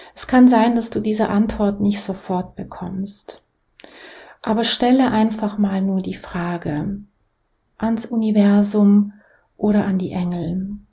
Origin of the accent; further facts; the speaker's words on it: Basel, Basel-Stadt, Switzerland; Ich bin in der Schweiz, in Basel, geboren, in eine sehr einfache Familie